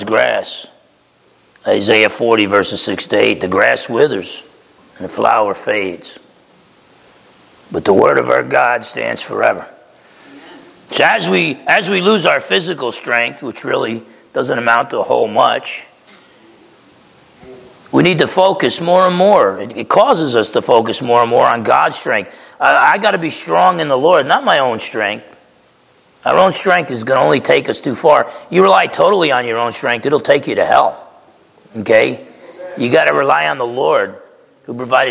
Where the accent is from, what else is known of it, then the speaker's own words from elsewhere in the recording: New Jersey, United States; I grew up in New Jersey